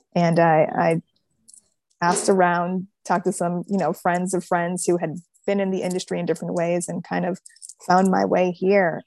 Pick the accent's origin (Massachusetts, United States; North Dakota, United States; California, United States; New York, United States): New York, United States; Buffalo; my hometown